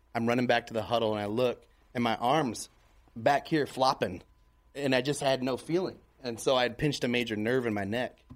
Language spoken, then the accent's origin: English; Tacoma, Washington, United States; moved away; also born or lived in Vermont; I was born in Tacoma, Washington